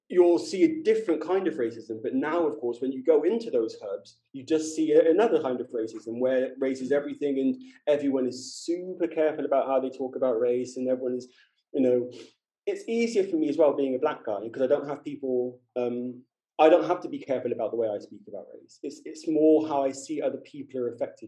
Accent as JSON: {"language": "English", "region": "London", "country": "United Kingdom", "moved": "as an adult", "said": "I'm from London"}